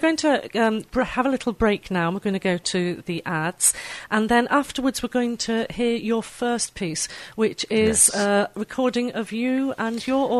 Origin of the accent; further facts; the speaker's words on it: Wirral, North West England, United Kingdom; I was up on the Wirral, and I was at a very musical girls' grammar school